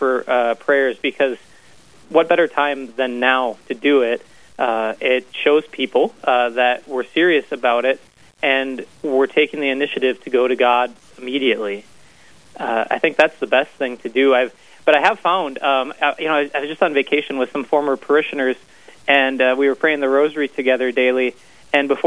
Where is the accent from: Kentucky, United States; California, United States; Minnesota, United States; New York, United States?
Minnesota, United States; Brainerd; also born or lived in Duluth, Minnesota; I grew up in Brainerd